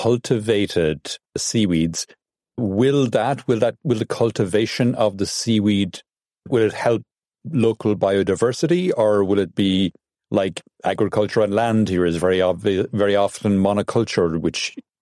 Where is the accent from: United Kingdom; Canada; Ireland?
Ireland; I'm originally from Ireland